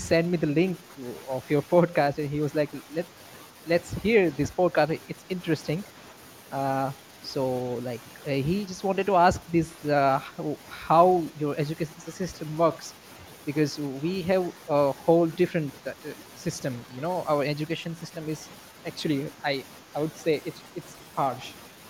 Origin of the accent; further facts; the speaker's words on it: India; Yeah, so I'm from India, actually.